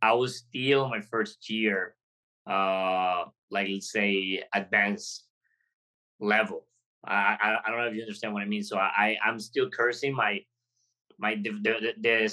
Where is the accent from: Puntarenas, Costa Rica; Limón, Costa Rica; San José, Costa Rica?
Puntarenas, Costa Rica; Golfito; moved away as an adult; I come from college, from a little town in Costa Rica called Golfito in the border with Panama. So I moved out of my hometown to come to the city